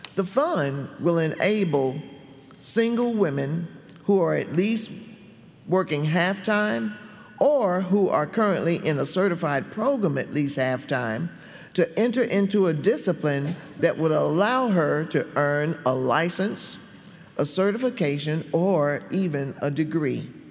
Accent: Gastonia, North Carolina, United States; when I was a little girl growing up in Gastonia, North Carolina.

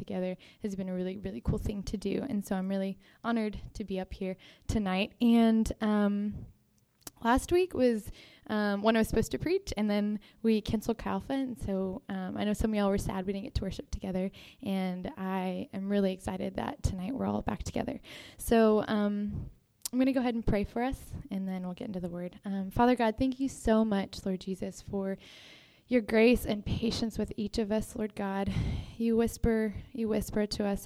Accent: Texas, United States; moved away; I'm from Texas

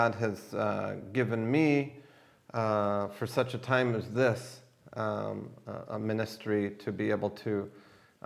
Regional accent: United States; now in Israel; to America, where actually I was born. And I immigrated from America to Israel

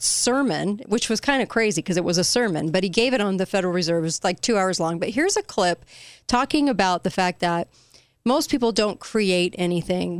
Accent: California, United States; moved away; I'm from California. I was raised there

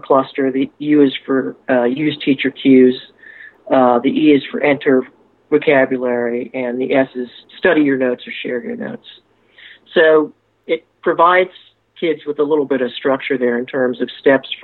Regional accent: Harrisburg, Pennsylvania, United States; moved away as an adult; also born or lived in Kansas; I grew up in Harrisburg, Pennsylvania

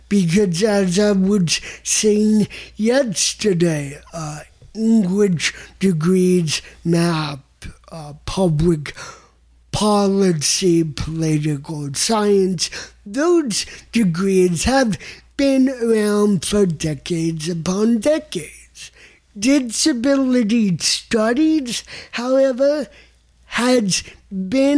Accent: New York, United States; now in Tucson, United States; I'm already from New York and am very lucky to have a place there

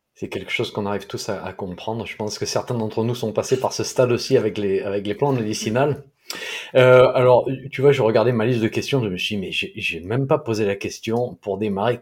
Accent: south-east France, France; accent: sud-est; mon accent du sud-est

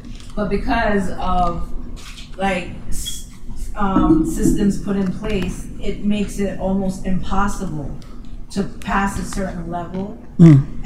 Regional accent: Jamaica; now in United States; I'm not from America. Yeah. I was born in Jamaica.

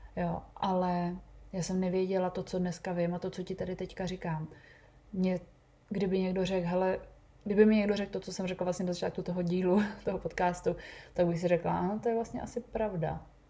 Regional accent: Bohemia, Czechia; u nás v Čechách

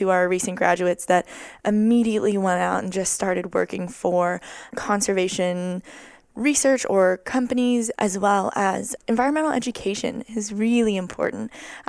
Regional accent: Honolulu, Hawaii, United States; I am 21 from Honolulu, Hawaii.

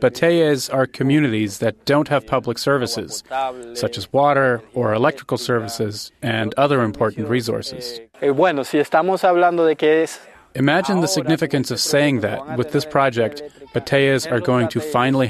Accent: Dominican Republic; I'm from the Iguera community, which belongs to the Santa Lucia district. I'm a social activist and human rights defender. I am part of a Reconocido movement, a movement of Dominicans of Haitian descent.

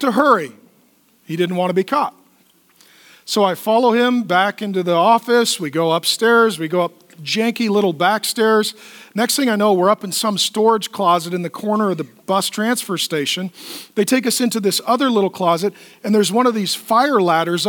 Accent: United States; I'm a pastor from America

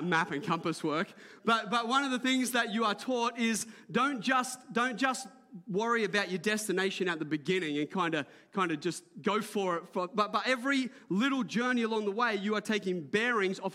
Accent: Port Macquarie, New South Wales, Australia; I grew up in Port Macquarie before it was built up

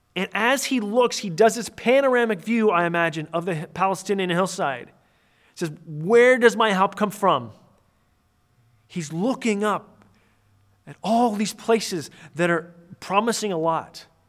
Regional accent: near Toronto, Ontario, Canada; I was born and raised, uh, near Toronto, Canada.

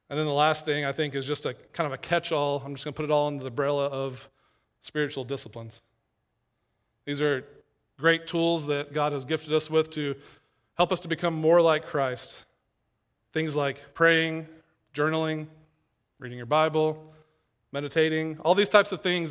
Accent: East Tennessee, United States; moved away as an adult; also born or lived in Knoxville, Tennessee / Louisville, Kentucky; now in Saint Louis, United States; I'm from East Tennessee, and, uh, was at a church there in Knoxville

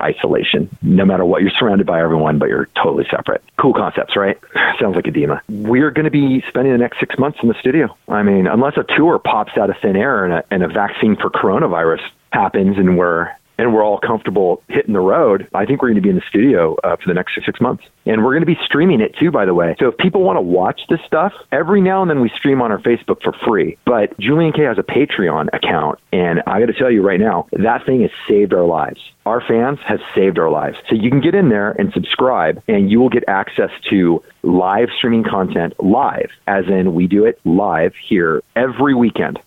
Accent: Bakersfield, California, United States; I'm from Bakersfield

